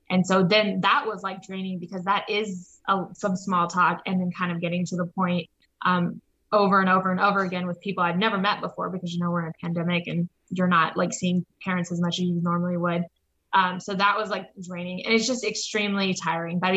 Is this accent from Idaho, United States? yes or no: no; Anchorage, Alaska, United States; born there; also born or lived in Texas / Nebraska; now in Omaha, United States; Um, so I was born in Anchorage, Alaska. Um, and then over the course for like the next 15 years or so, we've moved to Texas, um, like in the, the San Angelo area.